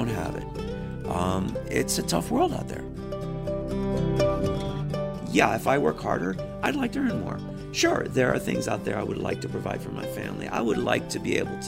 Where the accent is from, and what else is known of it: Miami, Florida, United States; born or raised there; also born or lived in Texas